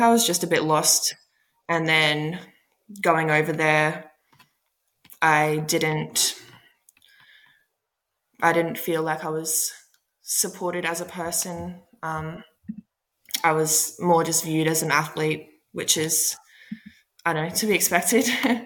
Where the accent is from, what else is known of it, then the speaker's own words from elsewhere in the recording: Queensland, Australia; also born or lived in Washington, D.C., United States; I was born in Washington, D.C., and then I think I was one when my parents moved to Australia. So I've pretty much been in Australia my whole life. So very much an Australian.